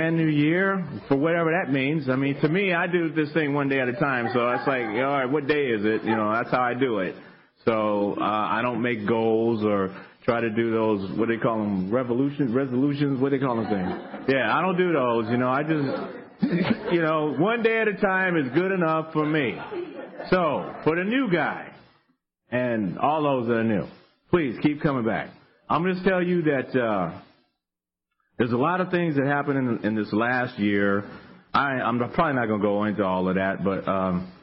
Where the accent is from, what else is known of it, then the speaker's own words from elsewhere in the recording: Fresno, California, United States; now in Sacramento, United States; I'm from Fresno